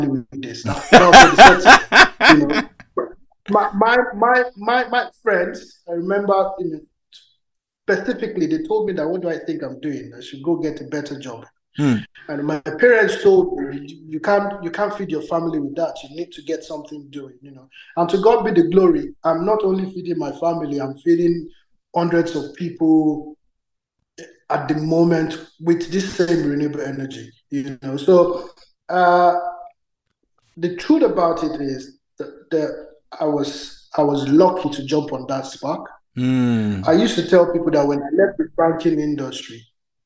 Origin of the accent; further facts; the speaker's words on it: Nigeria; I grew up in Nigeria. I wasn't in Lagos per se